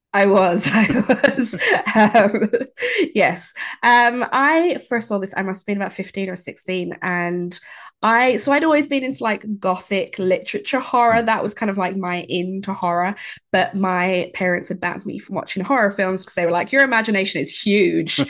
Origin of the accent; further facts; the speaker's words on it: Ireland; growing up in Ireland and, you know, you go to a, a Catholic school